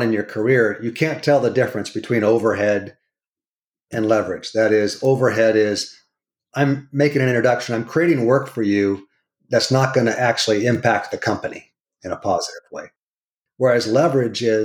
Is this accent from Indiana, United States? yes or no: no; California, United States; Born and raised in California. I'm a fourth generation Californian.